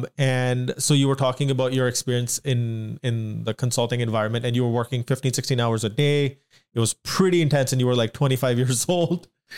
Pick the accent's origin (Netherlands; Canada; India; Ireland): India; Whereas when you're growing up in India, most of the people in your school, especially if you're in a smaller city